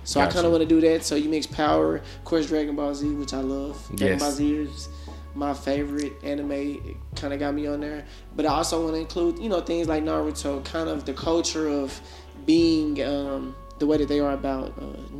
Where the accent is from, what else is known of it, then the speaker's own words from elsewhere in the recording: Dallas, Texas, United States; I'm from South Dallas